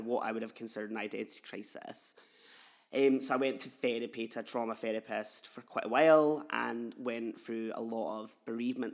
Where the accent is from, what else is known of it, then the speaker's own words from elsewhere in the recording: Edinburgh, Scotland, United Kingdom; I'm a non-binary queer artist from Edinburgh in Leith. I've grown up in Leith.